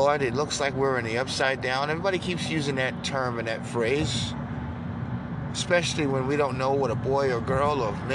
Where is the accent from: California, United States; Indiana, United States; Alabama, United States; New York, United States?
New York, United States; moved away; I grew up in New York